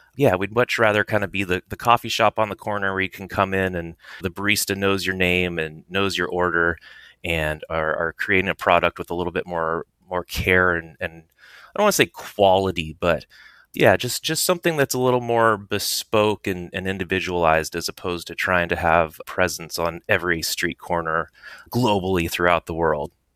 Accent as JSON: {"language": "English", "area": "Silicon Valley", "region": "California", "country": "United States", "tie": "born or raised there", "said": "I grew up in Silicon Valley, reading Hacker News"}